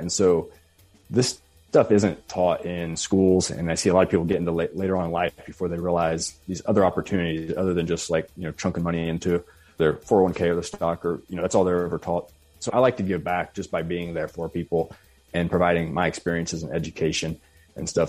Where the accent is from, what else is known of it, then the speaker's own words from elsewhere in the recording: rural Missouri, United States; a fairly rural area of Missouri, close to my hometown.